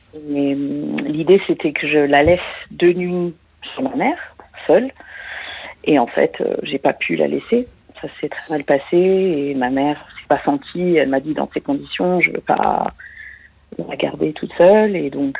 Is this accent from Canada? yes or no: no; France; moved away; je suis française, mais j'habite à l'étranger.